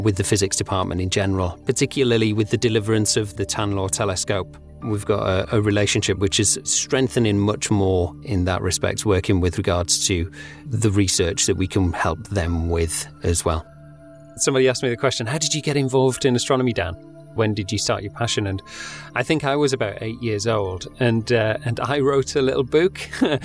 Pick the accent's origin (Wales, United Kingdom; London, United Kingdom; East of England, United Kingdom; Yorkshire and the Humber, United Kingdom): Yorkshire and the Humber, United Kingdom; Pontefract; I grew up in Pontefract in West Yorkshire